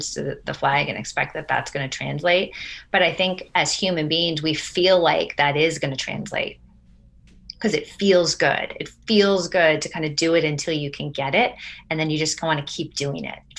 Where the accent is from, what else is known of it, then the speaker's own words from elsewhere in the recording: Vermont, United States; now in Washington, DC, United States; So we live in Washington, DC, in the district. And I'm from Vermont. So my parents are in Vermont still